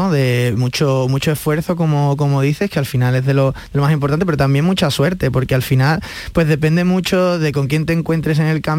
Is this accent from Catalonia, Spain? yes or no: no; Seville, Andalusia, Spain; moved away; yo me fui muy joven de Sevilla y, la verdad es que tengo, ahora cuando he vuelto a Sevilla, pues tengo esta cosa, ¿no? Un poco de, huérfano, de orfandad, de no saber, de, no conocer tanto Sevilla como a mí me gustaría